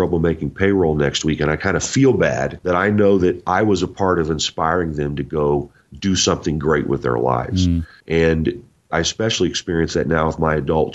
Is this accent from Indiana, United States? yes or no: yes; Indiana, United States; moved away; I'm originally from Indiana